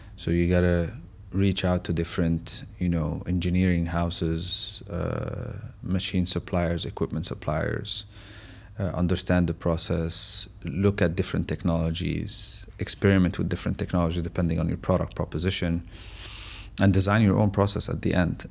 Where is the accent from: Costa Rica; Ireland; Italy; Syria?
Syria; moved away as an adult; now in United Arab Emirates; I'm originally from Syria